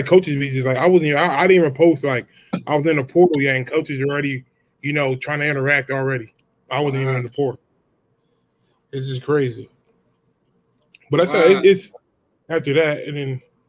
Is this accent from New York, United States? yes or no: no; Philadelphia, Pennsylvania, United States; moved away; also born or lived in Gilbert, Arizona; I was born and raised in Philadelphia.